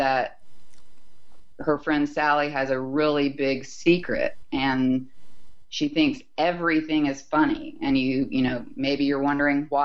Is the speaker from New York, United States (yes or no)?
no; Huntsville, Alabama, United States; I grew up in a relatively small town, Huntsville, Alabama